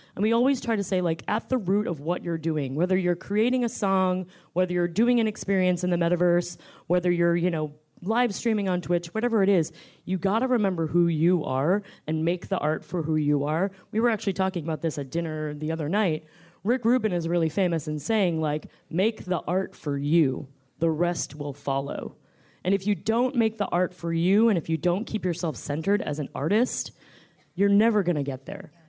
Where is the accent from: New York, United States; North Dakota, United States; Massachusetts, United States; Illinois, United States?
New York, United States; also born or lived in Washington, D.C.; I am a New Yorker